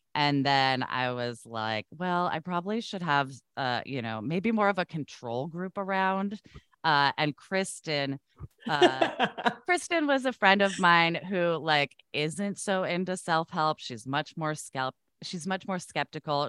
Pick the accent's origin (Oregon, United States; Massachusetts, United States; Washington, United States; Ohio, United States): Oregon, United States; I grew up in Oregon